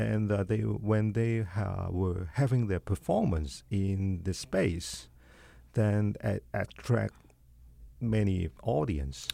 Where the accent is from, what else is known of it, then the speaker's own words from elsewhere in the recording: China; moved away; my difficulties in my hometown